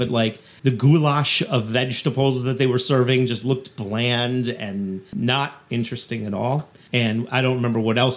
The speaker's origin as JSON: {"language": "English", "country": "United States", "said": "as an American and somebody who spends a lot of time dining in the, let's say, the New York City area"}